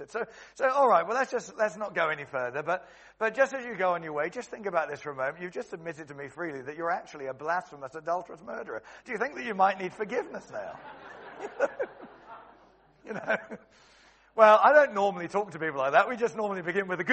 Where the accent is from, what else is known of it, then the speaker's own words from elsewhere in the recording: Cheam, London, United Kingdom; where I grew up in Stockbroker Belt in Cheam in Surrey